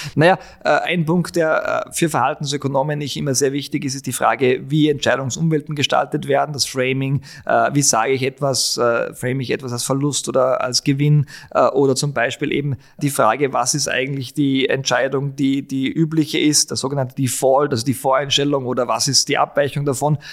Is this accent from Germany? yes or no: no; Altenmarkt im Pongau, Salzburg, Austria; moved away as an adult; also born or lived in Innsbruck; now in Vienna, Austria; bin in Altmarkt Sachensee aufgewachsen